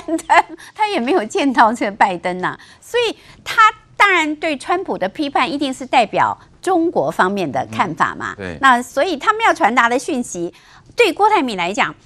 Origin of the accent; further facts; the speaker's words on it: Taiwan; 我们台湾人